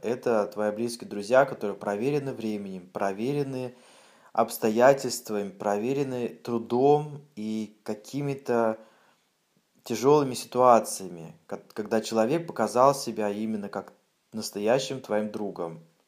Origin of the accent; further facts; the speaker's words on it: Siberia, Russia; Я в своей деревне, в Сибири